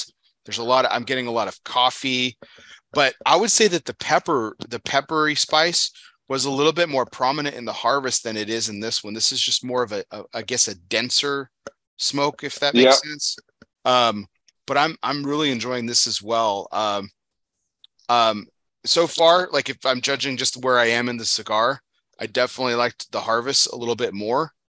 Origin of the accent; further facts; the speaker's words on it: Texas, United States; Man, growing up in Texas, that's pretty much my children are also hot blooded like me too.